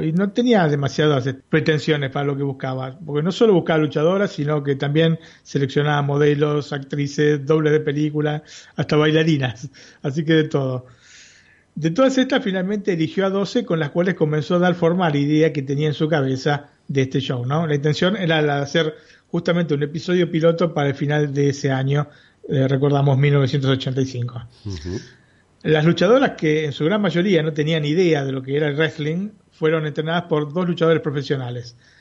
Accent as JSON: {"language": "Spanish", "region": "Buenos Aires", "country": "Argentina", "tie": "born or raised there"}